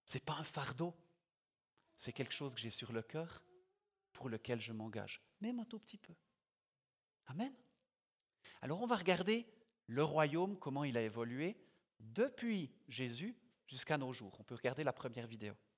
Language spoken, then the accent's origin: French; Biel/Bienne, Bern, Switzerland; moved away as an adult; now in Yverdon, Switzerland; j'ai grandi à Bienne, mais j'y habite plus depuis quelques années. J'habite à Yverdon.